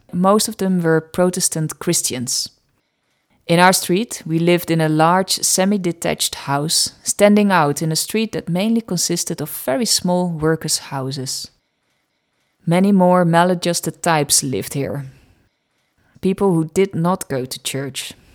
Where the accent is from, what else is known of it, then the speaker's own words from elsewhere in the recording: Netherlands; accent: Dutch; English is a second language; my Dutch accent